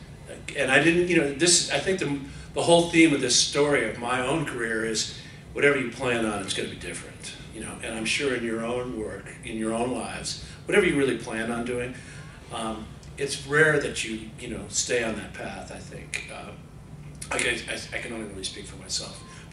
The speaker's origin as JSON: {"language": "English", "region": "Connecticut", "country": "United States", "tie": "born or raised there", "also_born_or_lived": "Philadelphia, Pennsylvania / London, United Kingdom", "moved": "as an adult", "said": "I grew up in Connecticut, had a great, you know, doing the musicals in high school"}